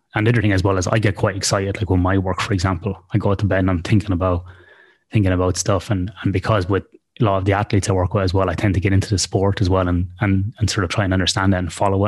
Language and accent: English; Ireland; now in Australia; in Australia where I live, even though I'm Irish.